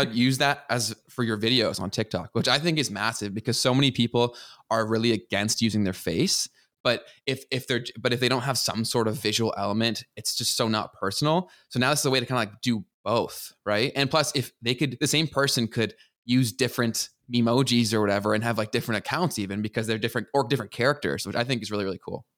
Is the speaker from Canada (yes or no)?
yes; Canada; as a Canadian